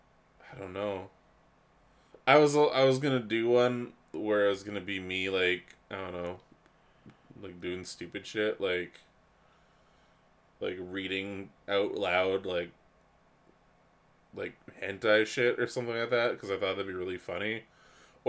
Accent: Canada; We're from Canada

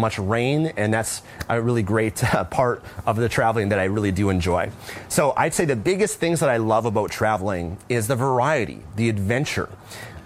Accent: Vancouver, British Columbia, Canada; moved away; I'm originally from Vancouver, Canada

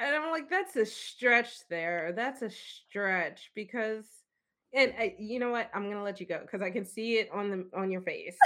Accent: Philadelphia, Pennsylvania, United States; I'm from Philly

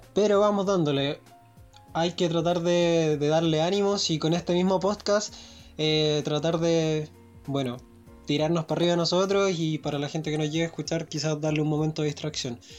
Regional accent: Chile

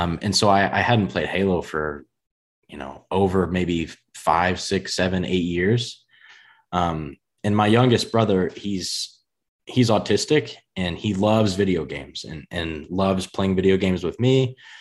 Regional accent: United States; accent: US country; if there's a U S version, I feel like my accent would be in that, in the country range.

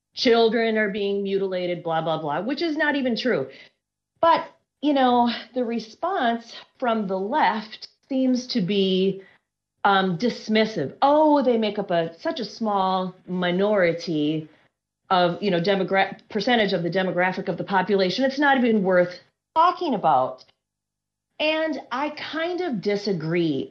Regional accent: Minnesota, United States; I'm from Minnesota

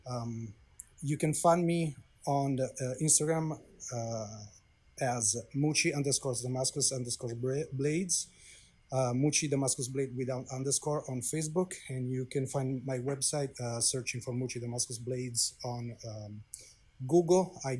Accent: Italy; now in St. Petersburg, United States; I come from Italy, uh, born and raised, uh, now an American citizen.

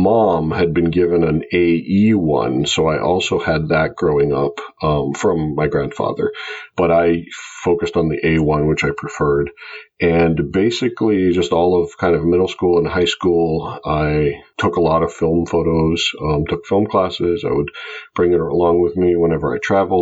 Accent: Greece; moved away as an adult; now in United States; I grew up in Greece and I came to the U.S. to go to college back about 20 years ago.

